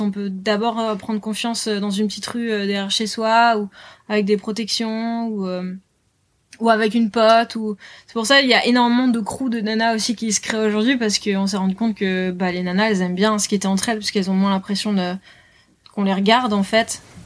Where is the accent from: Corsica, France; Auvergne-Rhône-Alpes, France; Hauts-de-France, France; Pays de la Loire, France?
Hauts-de-France, France; Lille; moved away as an adult; now in Biarritz, France; je suis originaire de Lille, du nord de la France.